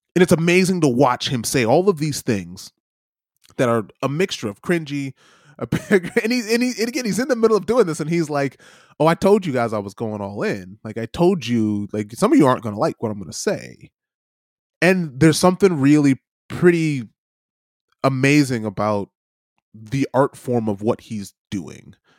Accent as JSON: {"language": "English", "country": "United States", "said": "as an American"}